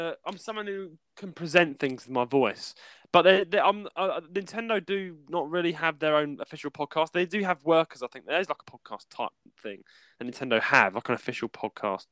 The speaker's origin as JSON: {"language": "English", "region": "London", "country": "United Kingdom", "tie": "born or raised there", "moved": "yes", "lives_now": "Leicestershire, United Kingdom", "said": "I'm a Londoner, guys, as you can tell, but I don't live in my own hometown. I live up here in Leicestershire."}